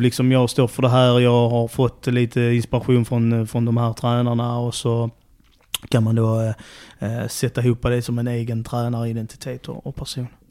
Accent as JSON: {"language": "Swedish", "town": "Trelleborg", "region": "Skåne", "country": "Sweden", "tie": "born or raised there", "also_born_or_lived": "Helsingborg / Gothenburg", "moved": "as an adult", "said": "eller född är jag inte men jag är uppvuxen i Trelleborg"}